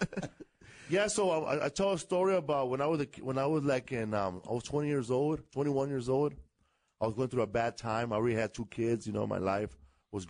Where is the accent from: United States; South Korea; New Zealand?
United States; Los Angeles, California; also born or lived in Glendale, California; I live in California, from Los Angeles.